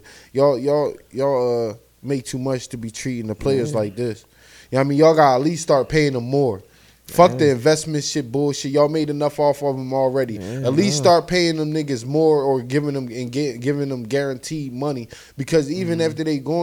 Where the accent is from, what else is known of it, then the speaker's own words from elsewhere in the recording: United States; I'm American